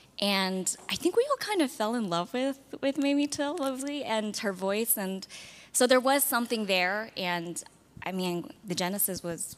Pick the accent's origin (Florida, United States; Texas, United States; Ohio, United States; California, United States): Texas, United States; now in New York, United States; I'm based in New York, but I'm originally from Texas, so it's great to be back despite the humidity and the crickets.